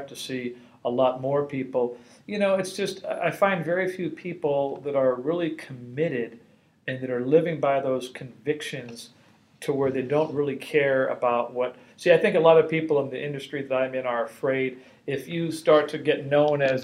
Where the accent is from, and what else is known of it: Los Angeles, California, United States; born or raised there